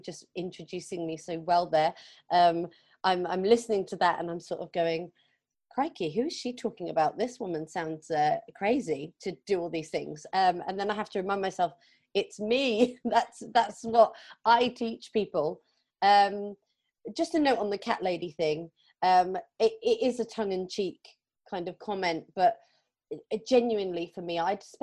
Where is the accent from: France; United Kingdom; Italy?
United Kingdom; Plymouth, South West England; moved away as an adult; also born or lived in London; my hometown in Plymouth, which is on the southwest coast of England.